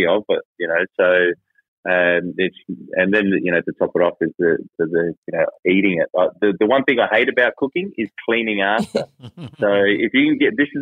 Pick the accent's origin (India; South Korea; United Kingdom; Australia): Australia; As Australian as I am